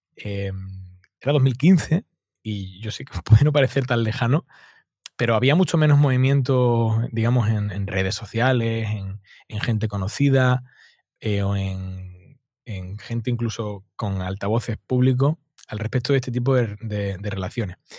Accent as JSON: {"language": "Spanish", "town": "Málaga", "region": "Andalusia", "country": "Spain", "said": "yo soy del sur de España, de Málaga"}